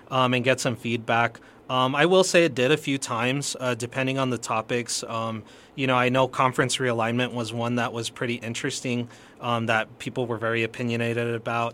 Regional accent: El Paso, Texas, United States; I've been, uh, born and raised in El Paso

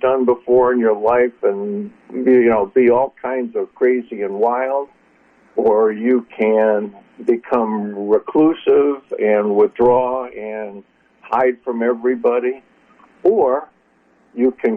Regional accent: Connecticut, United States; now in West Coast, United States; I grew up in Connecticut, you know, New England

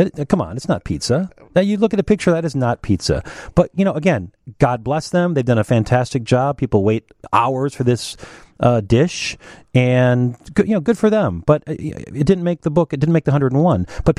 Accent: Minneapolis, Minnesota, United States; now in Chicago, United States; I consider myself a Chicagoan. I grew up on Minneapolis pizza, which was technically Shakey's, which was technically not a Minneapolis pizza.

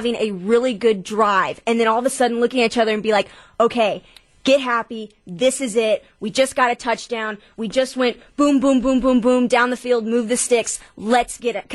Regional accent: Texas, United States; now in Wisconsin, United States; I come from Texas

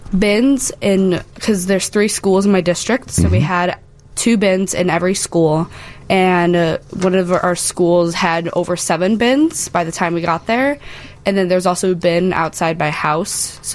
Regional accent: Frankfort, Illinois, United States; I am from Frankfort, Illinois.

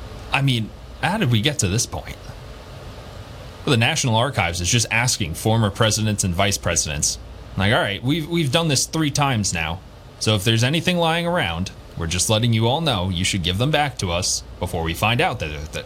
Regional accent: New York's 3rd congressional district, United States; because he represents my hometown.

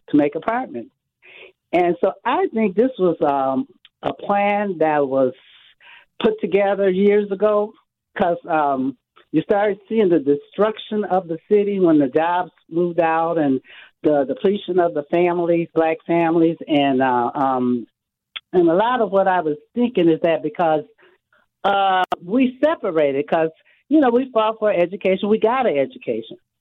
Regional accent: United States; also born or lived in Mississippi; I was raised here. My mom, I, I was born in Mississippi. My mom came up here when I was 18 months

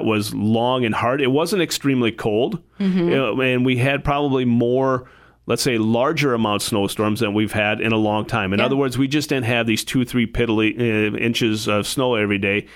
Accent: Adrian, Minnesota, United States; moved away as an adult; also born or lived in Madison, Wisconsin; now in Sioux Falls, United States; I grew up in a small town in southwest Minnesota called Adrian

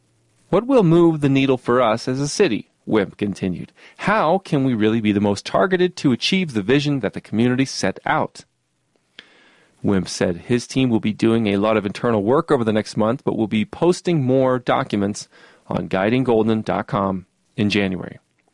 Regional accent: Oregon, United States; In my home state of Oregon, this rhetoric has made inroads through a contentious ballot measure

